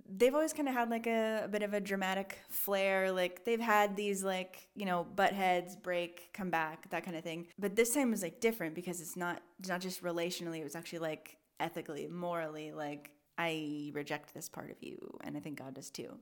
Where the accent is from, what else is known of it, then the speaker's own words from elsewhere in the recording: Portland, United States; I grew up in Portland